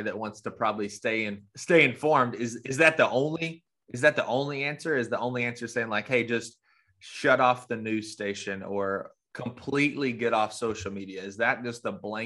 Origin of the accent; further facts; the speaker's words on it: Arkansas, United States; Rena and I grew up in Arkansas